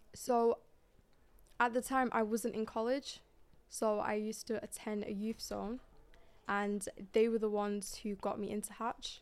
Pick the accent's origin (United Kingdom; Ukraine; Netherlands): United Kingdom; Manchester, North West England; I'm from Manchester